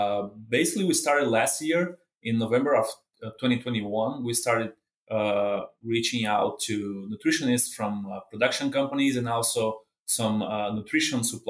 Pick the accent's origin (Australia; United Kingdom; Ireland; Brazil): Brazil; moved away as an adult; now in Kansas, United States; I'm from Brazil